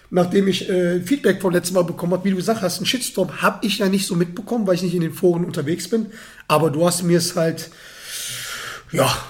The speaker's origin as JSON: {"language": "German", "region": "North Rhine-Westphalia", "country": "Germany", "said": "Ich komme aus der Gegend, in der Nähe von Dortmund."}